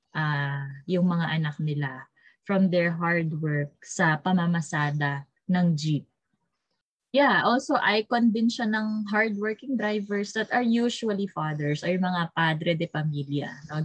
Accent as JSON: {"language": "Tagalog", "country": "Philippines", "said": "our Filipino identity"}